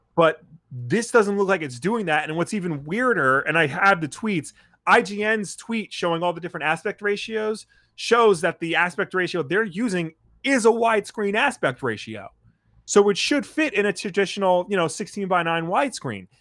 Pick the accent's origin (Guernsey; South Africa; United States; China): United States; Long Island, New York; I'm some schmuck from Long Island